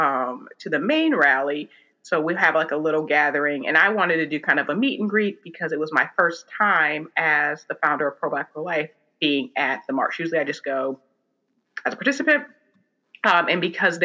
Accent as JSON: {"language": "English", "town": "Oberlin", "region": "Ohio", "country": "United States", "tie": "born or raised there", "said": "I grew up, I'm from Oberlin, Ohio, where Oberlin College is"}